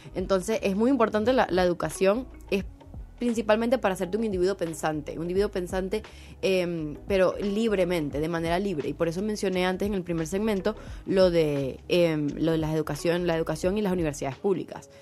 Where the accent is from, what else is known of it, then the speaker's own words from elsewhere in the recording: Maracaibo, Zulia, Venezuela; yo soy maracucha antes que venezolana